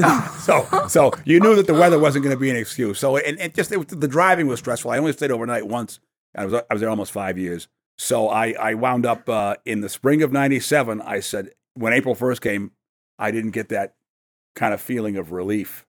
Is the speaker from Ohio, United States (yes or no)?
no; New York City, New York, United States; also born or lived in Maine; I was born in New York City and, uh, and lived there as a boy